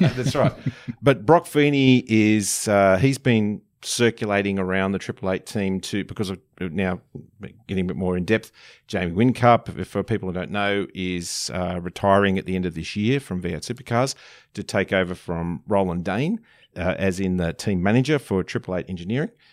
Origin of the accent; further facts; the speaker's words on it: Young, New South Wales, Australia; my hometown in Young